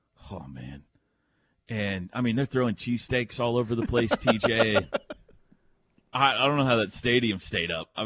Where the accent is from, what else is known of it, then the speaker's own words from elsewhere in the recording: Mustang, Oklahoma, United States; growing up in Mustang